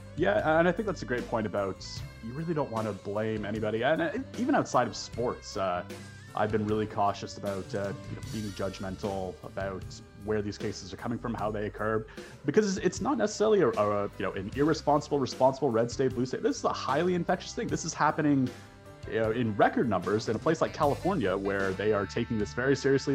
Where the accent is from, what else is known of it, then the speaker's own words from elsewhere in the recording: Toronto, Ontario, Canada; I grew up in Toronto, just a stone's throw from the Ralph